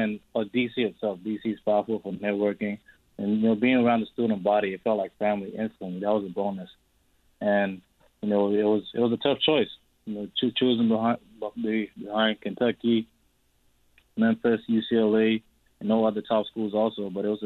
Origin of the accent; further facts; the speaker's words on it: Australia; also born or lived in South Sudan / Canada; now in United States; I'm South Sudanese, you know. I grew up in Australia.